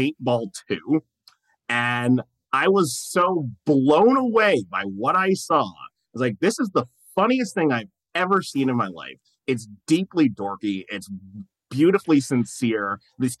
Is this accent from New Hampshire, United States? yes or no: yes; Manchester, New Hampshire, United States; moved away; Growing up in New Hampshire